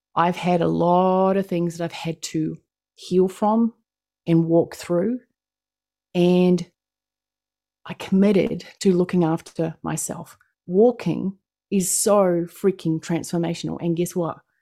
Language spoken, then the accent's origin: English; New Zealand; accent: New Zealand; I'm from New Zealand. That's what my accent is. It is not Australian